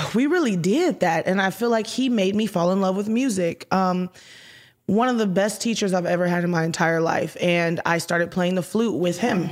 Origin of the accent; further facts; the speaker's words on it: Houston, Texas, United States; moved away as an adult; also born or lived in Detroit, Michigan / Minneapolis; I was born in Detroit, Michigan. I was raised in Houston, Texas